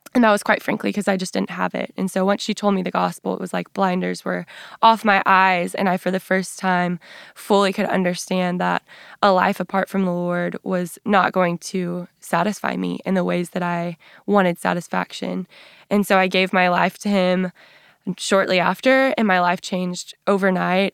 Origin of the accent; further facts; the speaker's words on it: West Texas, United States; So I grew up in West Texas